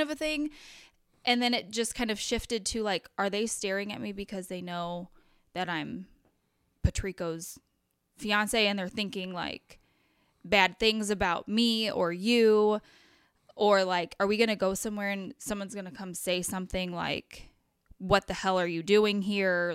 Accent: Crystal City, Missouri, United States; I grew up in Crystal City

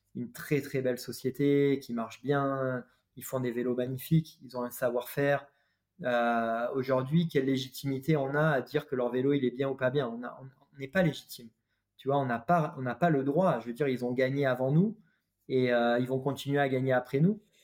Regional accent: France; nous en tant que Français

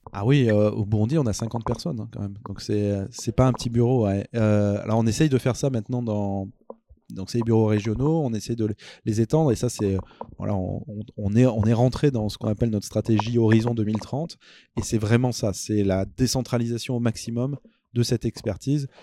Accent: Auvergne-Rhône-Alpes, France; je suis auvergnat

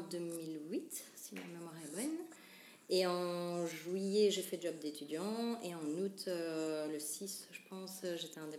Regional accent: Charleroi, Wallonia, Belgium; born or raised there; also born or lived in Cologne, Germany / Wavre, Belgium

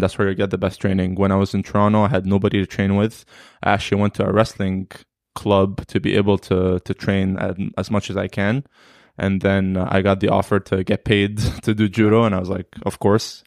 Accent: Alexandria, Alexandria Governorate, Egypt; now in Canada; I'm from Alexandria, so I just did tournaments in Alexandria

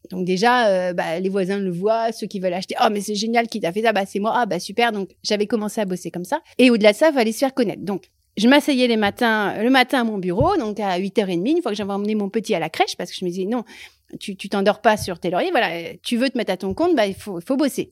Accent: Loir-et-Cher, Centre-Val de Loire, France; moved away as an adult; also born or lived in Paris; now in Marseille, France; je viens du Loir-et-Cher, d'un tout petit village, euh, de deux parents que j'embrasse très fort

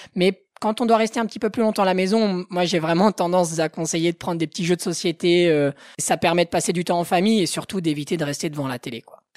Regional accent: Haute-Savoie, Auvergne-Rhône-Alpes, France; also born or lived in Passy; Je suis de Haute-Savoie où je vis mais aussi où je travaille

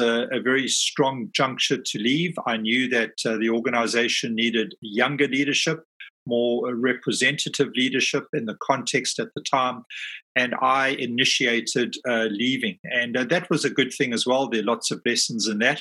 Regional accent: South Africa; moved away as an adult; now in London, United Kingdom; I'm based in London, but I'm a South African. I've only been living in London for the last 5 years.

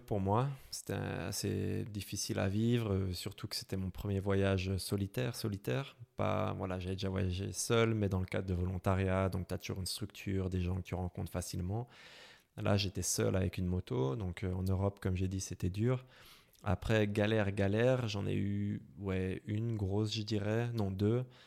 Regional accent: Brussels, Brussels-Capital Region, Belgium; accent: Belgian; je viens de, Bruxelles. Vous pouvez peut-être l'entendre à mon accent

